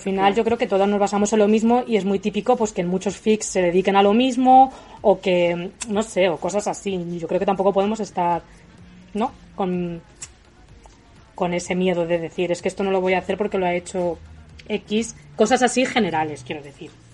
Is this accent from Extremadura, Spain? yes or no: no; a village in Toledo, Castilla-La Mancha, Spain; now in Madrid, Spain; Soy de un pueblo de Toledo, pero vivo en Madrid.